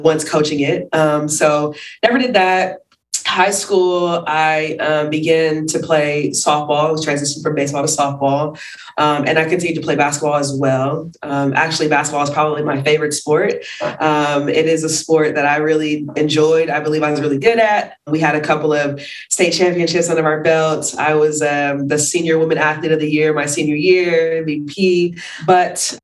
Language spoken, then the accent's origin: English; Bay Area, California, United States; moved away as an adult; also born or lived in New Mexico; I grew up in the Bay Area